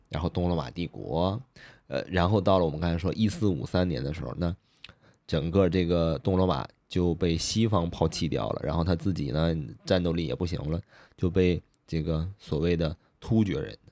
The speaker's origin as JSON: {"language": "Chinese", "country": "China", "said": "我们中国人可能，嗯，更容易产生共鸣"}